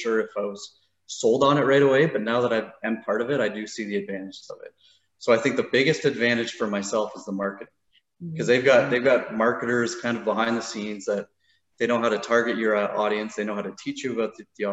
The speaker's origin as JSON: {"language": "English", "town": "Burlington", "region": "Ontario", "country": "Canada", "tie": "born or raised there", "said": "I grew up in Burlington"}